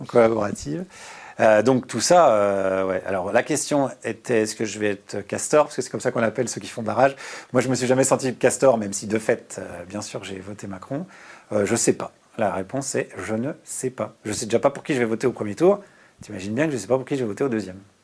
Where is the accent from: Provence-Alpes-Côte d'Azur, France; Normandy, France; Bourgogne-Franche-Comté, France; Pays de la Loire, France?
Bourgogne-Franche-Comté, France; also born or lived in Burgundy (near Dijon); Moi, je suis né en Bourgogne, à côté de Dijon, et j'ai grandi en Franche-Comté